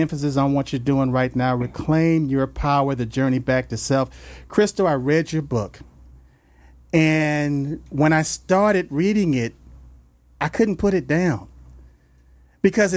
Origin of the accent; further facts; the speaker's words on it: Los Angeles, California, United States; I grew up in South Central L.A.